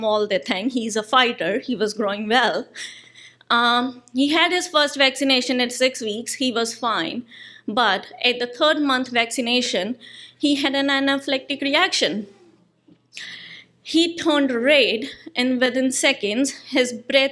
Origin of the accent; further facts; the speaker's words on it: India; moved away as an adult; now in New Zealand; I'm an Indian citizen. I moved to New Zealand in 2015.